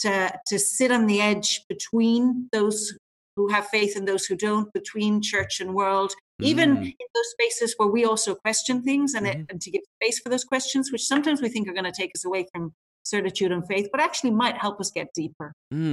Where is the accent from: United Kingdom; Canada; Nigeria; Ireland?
Ireland; now in Brisbane, Australia; I'm based in Brisbane. I teach and work in Brisbane, but I am Irish.